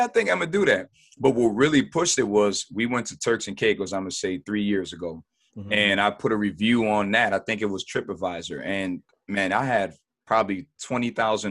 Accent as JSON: {"language": "English", "town": "Buffalo", "region": "New York", "country": "United States", "tie": "born or raised there", "said": "Buffalo, New York. Not born, but raised. Been here pretty much all my life"}